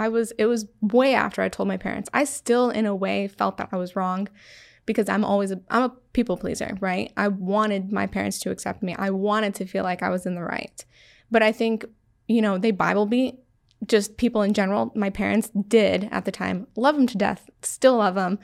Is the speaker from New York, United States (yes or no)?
yes; Syracuse, New York, United States; I am from Syracuse, New York, born and raised.